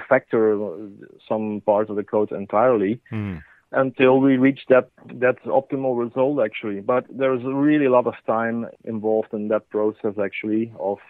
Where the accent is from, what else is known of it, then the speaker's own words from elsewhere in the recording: Belgium; here in Belgium